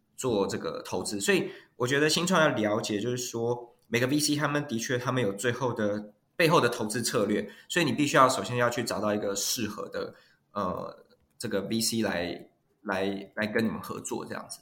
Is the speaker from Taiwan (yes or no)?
yes; Taiwan; moved away as an adult; now in Silicon Valley, United States; 我是，本身是台湾长大哈，然后是这个，呃，比较是 technical 的 background 的背景